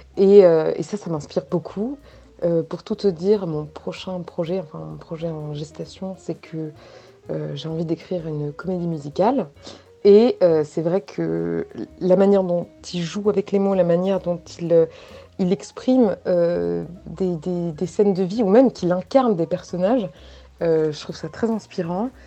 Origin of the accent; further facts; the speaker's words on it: Paris, Île-de-France, France; moi je suis de Châtelet-Léal, enfin issue en tout cas de Châtelet-Léal. Mon père est né à Châtelet-Léal, ma grand-mère aussi